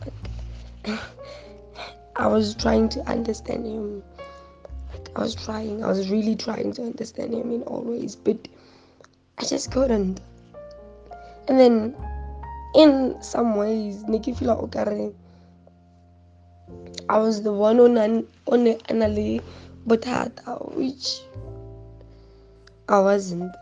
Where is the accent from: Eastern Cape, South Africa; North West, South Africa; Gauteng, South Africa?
North West, South Africa; Brits; I'm from Babo, Brits, Northwest